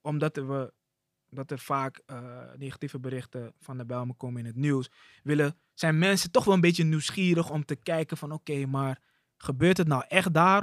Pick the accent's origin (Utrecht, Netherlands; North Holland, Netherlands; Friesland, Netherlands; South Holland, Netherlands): North Holland, Netherlands; Amsterdam; now in Amsterdam-Oost, Netherlands; ik kom uit Amsterdam Zuidoost